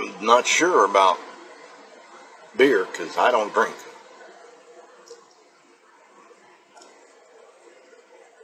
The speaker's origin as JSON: {"language": "English", "area": "just south of Chicago", "region": "Illinois", "country": "United States", "moved": "as an adult", "lives_now": "Mississippi, United States", "said": "I'm in Mississippi. I'm from originally from just south of Chicago. I've been down here about 23 years now."}